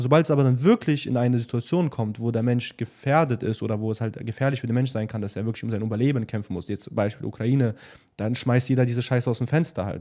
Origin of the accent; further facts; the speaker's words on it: Germany; born or raised there